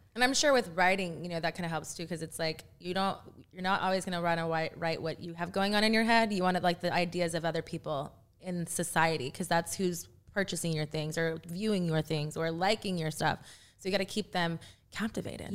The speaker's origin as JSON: {"language": "English", "region": "Texas", "country": "United States", "tie": "born or raised there", "said": "I'm from Texas"}